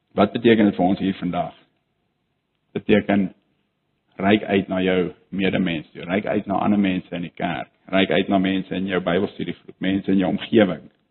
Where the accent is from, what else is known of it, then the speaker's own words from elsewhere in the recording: South Africa; ons as Afrikaners